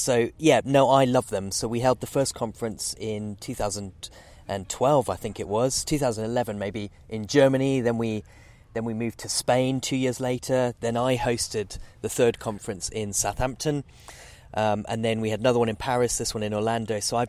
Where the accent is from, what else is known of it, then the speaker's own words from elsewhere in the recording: North-Western Province, Zambia; moved away as an adult; I was born in Zambia, a very, very remote part of Zambia. So the sort of northwest province, right on the source of the sort of very famous Zambezi River that goes into Victoria Falls.